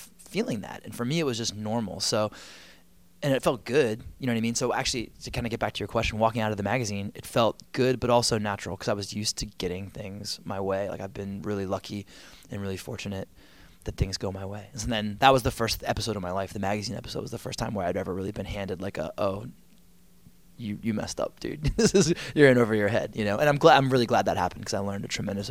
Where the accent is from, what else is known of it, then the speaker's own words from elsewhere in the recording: Arnold, Maryland, United States; moved away as an adult; also born or lived in New York; now in Washington, D.C., United States; And that's where I grew up, went to high school.